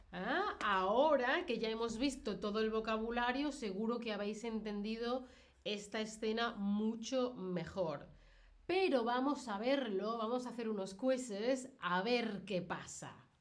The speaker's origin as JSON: {"language": "Spanish", "country": "Spain", "said": "yo que soy de España"}